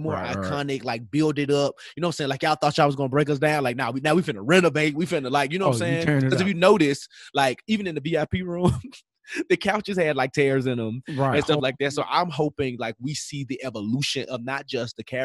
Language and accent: English; Memphis, Tennessee, United States; being from Memphis